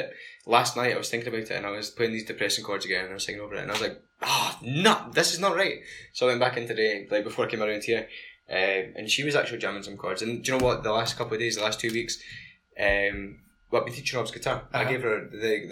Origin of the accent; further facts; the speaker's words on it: Scotland, United Kingdom; I was born and raised in Nidri. Until I was 4. moved to Ladybell, Heather Bank. And I grew up, like I was there until I was 25.